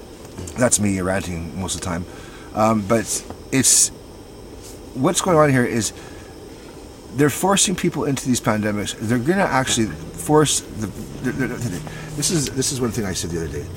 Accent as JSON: {"language": "English", "region": "British Columbia", "country": "Canada", "said": "we're impoverished British Columbians"}